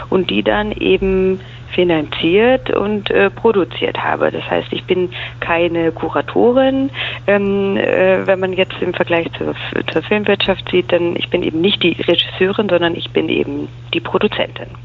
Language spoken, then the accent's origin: German; Munich, Bavaria, Germany; Ich bin aufgewachsen, geboren und aufgewachsen in München, in Bayern ähm, und bin nach dem Abitur zum Studieren nach äh, Berlin gegangen